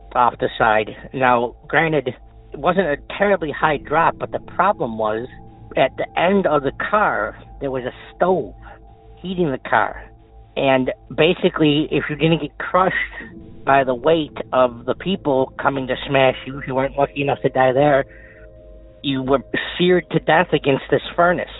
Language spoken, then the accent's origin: English; Clarence, New York, United States; Clarence, New York, about 20 minutes outside of Buffalo. Love my hometown, love my home city